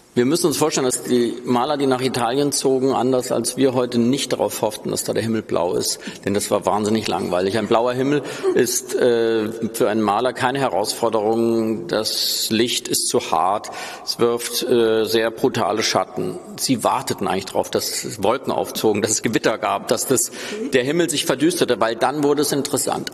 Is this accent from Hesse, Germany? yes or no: yes; Hesse, Germany; Als Hesse